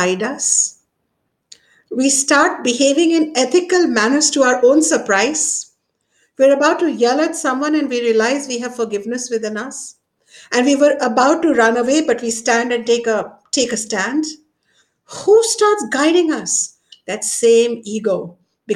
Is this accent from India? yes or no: yes; Ayodhya, Uttar Pradesh, India; my hometown where I come from, Ayodhya